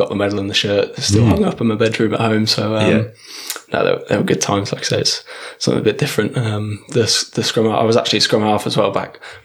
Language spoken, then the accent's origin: English; Warwick, West Midlands, United Kingdom; moved away; I'm from originally from Warwick in England.